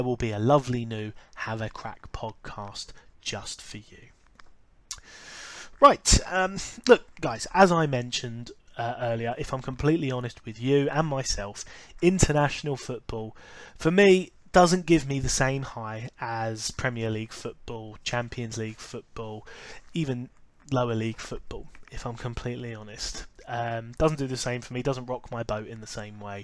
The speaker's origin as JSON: {"language": "English", "country": "United Kingdom", "said": "I am British, I do live in England"}